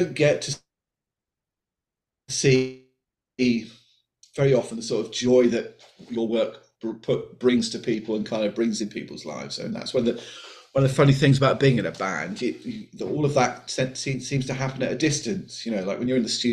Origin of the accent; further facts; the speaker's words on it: Colchester, East of England, United Kingdom; I grew up in Colchester